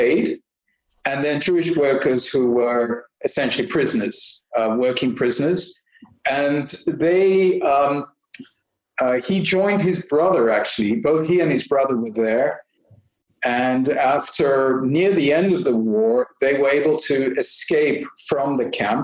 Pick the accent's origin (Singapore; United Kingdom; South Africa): South Africa; also born or lived in Belgium; now in Canada; I'm born in Belgium. My parents moved to South Africa when I was, they moved twice, but really when I was four.